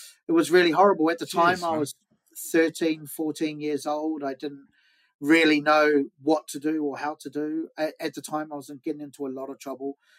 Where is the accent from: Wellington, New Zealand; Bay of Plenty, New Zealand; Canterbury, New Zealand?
Wellington, New Zealand; moved away as an adult; now in London, United Kingdom; I'm from New Zealand, yeah, Wellington, New Zealand.